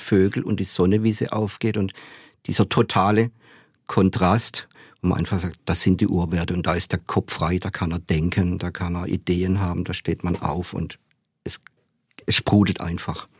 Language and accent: German; Hornberg, Baden-Württemberg, Germany; also born or lived in Offenburg; Ich bin ja in Hornberg aufgewachsen, nicht in den Seitentäler